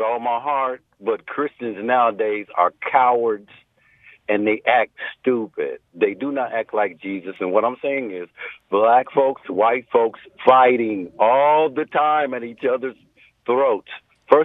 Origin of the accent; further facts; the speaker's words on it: Indiana, United States; now in California, United States; I'm born and raised in Indiana.